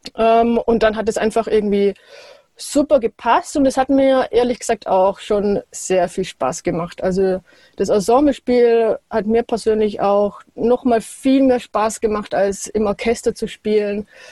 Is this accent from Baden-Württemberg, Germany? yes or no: yes; Wolpertswende, Baden-Württemberg, Germany; aufgewachsen in Wolpertswende in der Nähe von Ravensburg